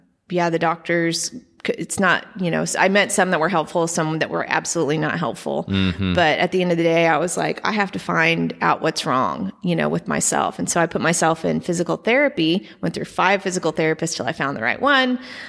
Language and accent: English; Edmond, Oklahoma, United States; Yeah, I grew up in Edmond. My family is from there.